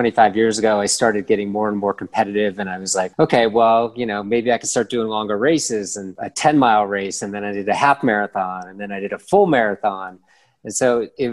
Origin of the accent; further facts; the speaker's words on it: Philadelphia, Pennsylvania, United States; moved away as an adult; now in Cuenca, Ecuador; I'm from Philadelphia, Pennsylvania in the United States. I lived there for pretty much most of my life